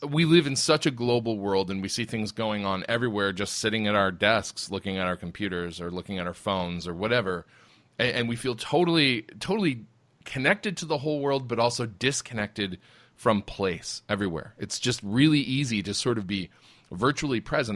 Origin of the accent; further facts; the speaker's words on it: United States; all the Americans, we come from Europe